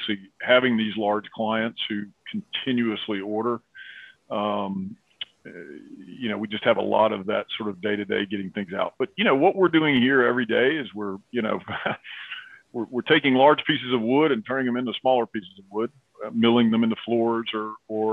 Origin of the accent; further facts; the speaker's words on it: Appalachia, United States; I grew up in Appalachia.